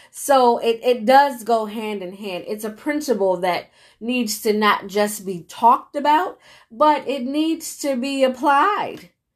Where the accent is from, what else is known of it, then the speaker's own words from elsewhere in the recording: United States; myself being an American